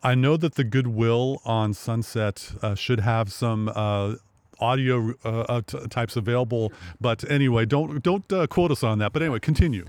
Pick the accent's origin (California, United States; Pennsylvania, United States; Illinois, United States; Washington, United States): Washington, United States; Sequim; I grew up in Sequim